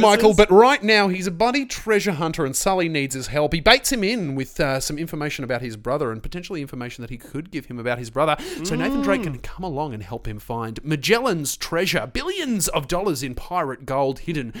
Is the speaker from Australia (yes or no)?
yes; Australia; As an Australian